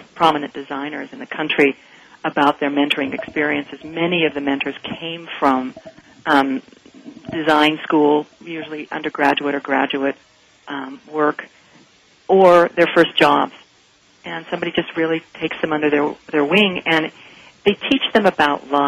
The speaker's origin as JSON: {"language": "English", "town": "Salt Lake City", "region": "Utah", "country": "United States", "tie": "born or raised there", "also_born_or_lived": "Denver / Pasadena", "moved": "yes", "said": "I grew up in Salt Lake City, Utah, and in a little bit sheltered community"}